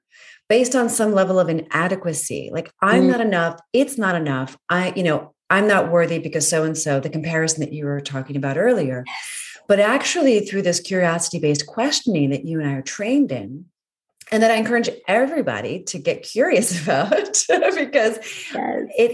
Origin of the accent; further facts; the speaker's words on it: Northern Virginia, United States; also born or lived in Maryland; I was born in Maryland and spent a lot of time in Ellicott City because I grew up in Northern Virginia